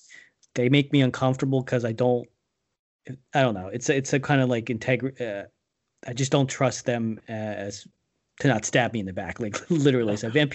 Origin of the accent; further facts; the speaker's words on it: East Coast, United States; I'm from the East Coast too